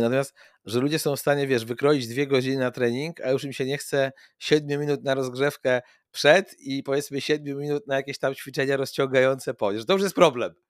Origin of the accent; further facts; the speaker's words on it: Płock, Masovian Voivodeship, Poland; ja jestem z Polska i dzisiaj mój Płock